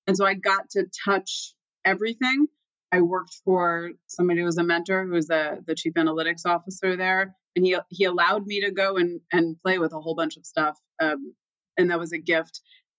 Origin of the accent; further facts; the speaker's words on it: Boston, Massachusetts, United States; also born or lived in Dallas / Florida / New Jersey; Dallas because we left when I was three. And I made pit stops in Florida and New Jersey. You can hear my accent with Florida. We ended up in Boston, though, and I don't know. I kind of liked it. West of Boston.